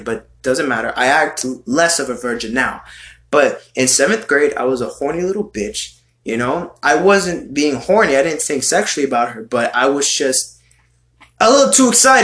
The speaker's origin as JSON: {"language": "English", "country": "United States", "said": "I'm a fucking American boy over here I'm just an American Hispanic, American Latino in your country here"}